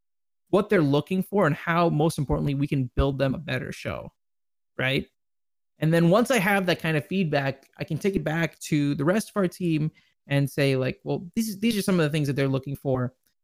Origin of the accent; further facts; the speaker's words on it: Dallas, Texas, United States; I think for me, probably one of the highlights was definitely Dallas, right? Because I'm from Dallas.